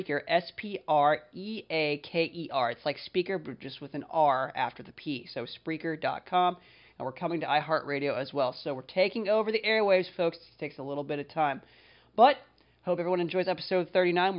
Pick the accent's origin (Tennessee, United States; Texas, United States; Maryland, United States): Maryland, United States; Frederick; my hometown of Frederick, Maryland, USA